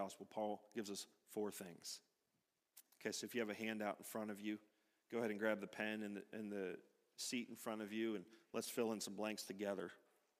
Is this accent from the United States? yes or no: yes; United States; an American citizen